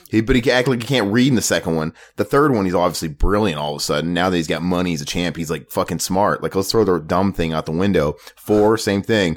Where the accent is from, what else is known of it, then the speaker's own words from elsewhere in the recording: Omaha, Nebraska, United States; Omaha, Nebraska, my hometown